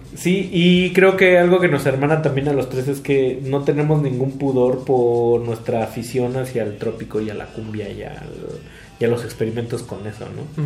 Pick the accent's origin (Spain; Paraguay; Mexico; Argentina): Mexico